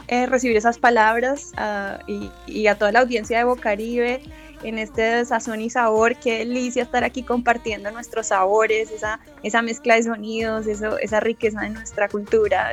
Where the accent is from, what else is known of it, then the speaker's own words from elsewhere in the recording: Colombia; now in Los Angeles, United States; somos unos colombianos que estamos haciendo música fusión folclor desde Los Ángeles